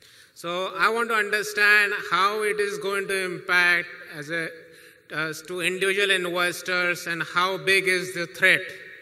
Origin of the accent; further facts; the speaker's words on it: Fort Lauderdale, Florida, United States; from Fort Lauderdale, Florida.